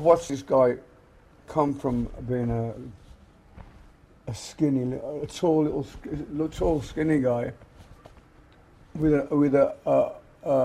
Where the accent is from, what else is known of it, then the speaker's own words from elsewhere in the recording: England, United Kingdom; moved away as an adult; we came from England